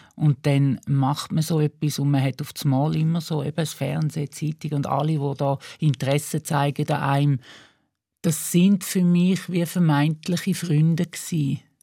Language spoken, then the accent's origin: German; Eastern Switzerland, Switzerland; auf dem Land, wo ich aufgewachsen bin, in der Ostschweiz